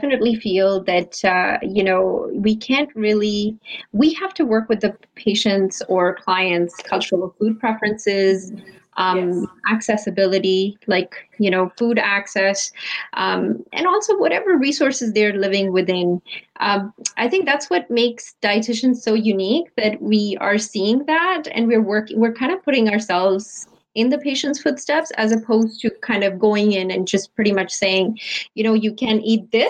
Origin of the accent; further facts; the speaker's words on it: Delhi, India; moved away as an adult; now in Toronto, Canada; 21 years ago, I came from Delhi, India, to Toronto to study. And I was born and raised in India